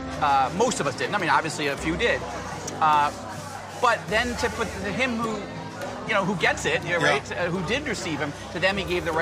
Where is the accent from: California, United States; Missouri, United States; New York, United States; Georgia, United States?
New York, United States; Syracuse; now in Israel; I was born in the United States. In upstate New York, Syracuse, and I grew up in the States. My father was Orthodox Jewish